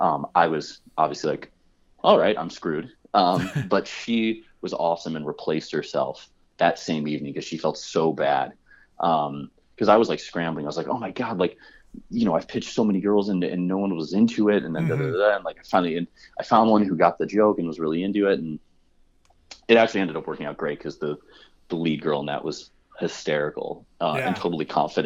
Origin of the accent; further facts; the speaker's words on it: Midwest, United States; I'm like starting every conversation with like, I'm a guy from the Midwest.